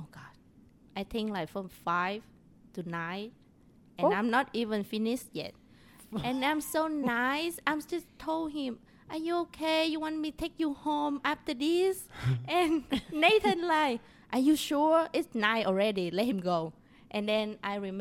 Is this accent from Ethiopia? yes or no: no; Vietnam; English is a second language; now in Texas, United States; I'm from Vietnam